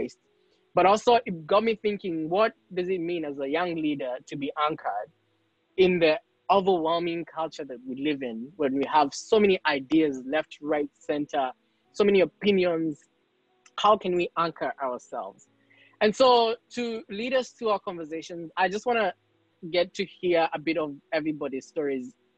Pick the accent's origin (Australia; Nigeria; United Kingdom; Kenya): Kenya; now in United States; I'm from Kenya